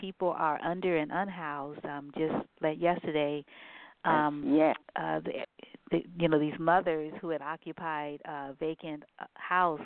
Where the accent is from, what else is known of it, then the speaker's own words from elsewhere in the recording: San Francisco, California, United States; also born or lived in New Orleans, Louisiana; I grew up in San Francisco